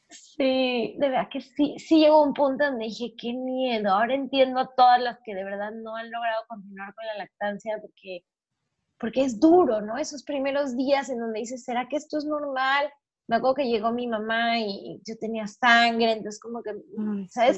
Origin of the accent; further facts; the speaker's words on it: Mexico; now in Panama; soy mexicana, vivo en Panamá